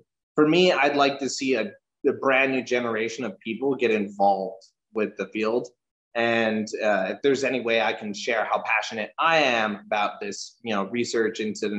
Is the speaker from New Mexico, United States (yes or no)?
yes; New Mexico, United States; now in Los Angeles, United States; I'm a paleontologist. I'm originally from New Mexico. I went to the University of New Mexico in Albuquerque.